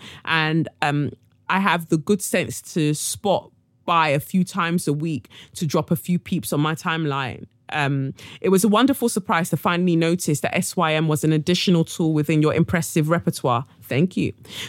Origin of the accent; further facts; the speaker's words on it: Abidjan, Côte d’Ivoire; It is fair to say that I grew up in Abidjan, and this sort of rhetoric tends to be more pronounced in the motherland.